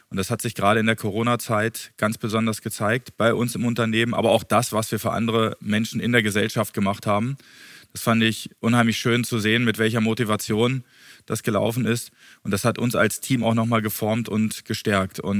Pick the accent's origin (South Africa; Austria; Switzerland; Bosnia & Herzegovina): Bosnia & Herzegovina; also born or lived in Frankfurt, Germany; Ich war geboren in Bosnien. Das war damals Jugoslawien. Und als ich zwei Jahre alt war, ging der Krieg los. Und meine Eltern sind nach Deutschland ausgewandert. Und wir waren dort zehn Jahre lang in Frankfurt